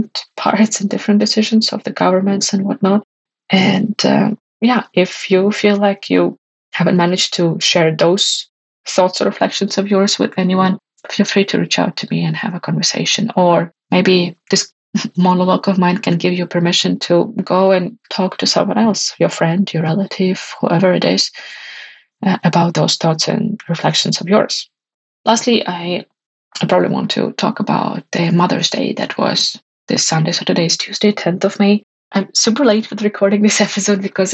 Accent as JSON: {"language": "English", "country": "Ukraine", "tie": "born or raised there", "moved": "yes", "said": "people who are coming from my hometown, my neighborhood"}